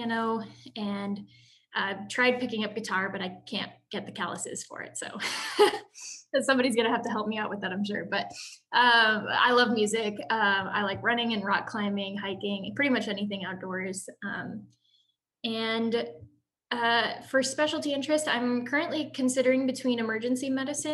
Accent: Champaign, Illinois, United States; I am originally from Champaign, Illinois

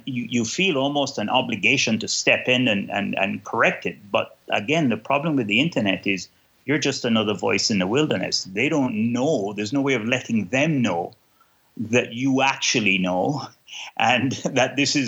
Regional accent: Kingston, Jamaica; now in Canada; I am originally from Kingston, Jamaica, but now live in Canada and have lived here since 1978. So I'm more Canadian now than I am Jamaican.

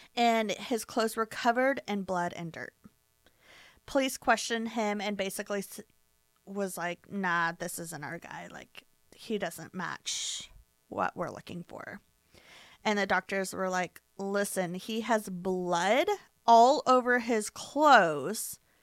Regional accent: United States; We're American

